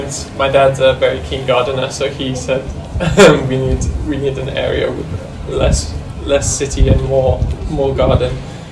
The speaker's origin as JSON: {"language": "English", "country": "Kenya", "tie": "born or raised there", "said": "I was born and grew up in Kenya, but both my parents are British"}